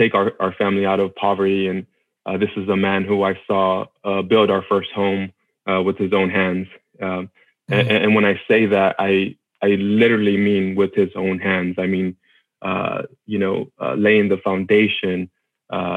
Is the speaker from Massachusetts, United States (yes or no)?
no; Austin, Texas, United States; I'm originally from Austin, Texas. That's where okay. we grew up in, actually right outside of Austin in a small area called Del Valle.